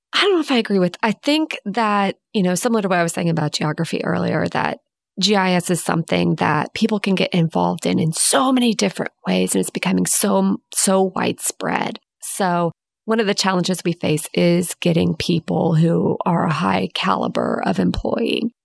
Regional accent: Houston, Texas, United States; growing up in Houston

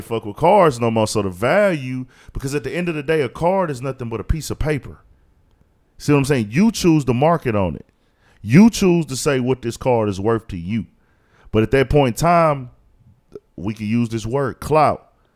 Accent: Houston, Texas, United States; I was born in Houston, raised in Houston. I've lived in Houston my whole fucking life

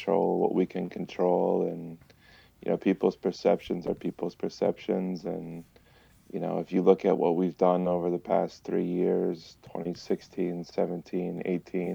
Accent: Michigan, United States; moved away as an adult; also born or lived in Sheboygan, Wisconsin; I grew up in Michigan. Michigan kid. Grew up there

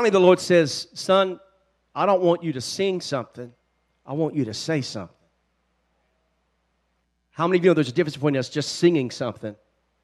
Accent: Shreveport, Louisiana, United States; now in Columbus, Georgia, United States; I am a Louisiana boy. I was born in Shreveport, Louisiana

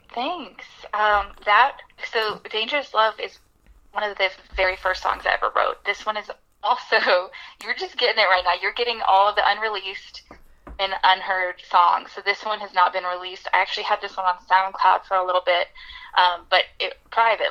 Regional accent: Birmingham, Alabama, United States; moved away as an adult; now in Nashville, United States; my hometown, Birmingham, Alabama

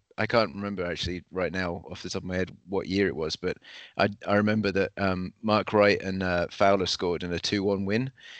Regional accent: Woking, South East England, United Kingdom; where I grew up in Woking

